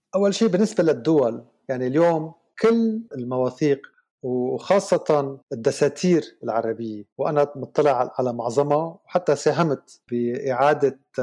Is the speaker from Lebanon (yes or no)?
yes; Lebanon; also born or lived in Switzerland / Canada; أنا لبناني بداية يعني نحن أنا لنبلش أنا لبناني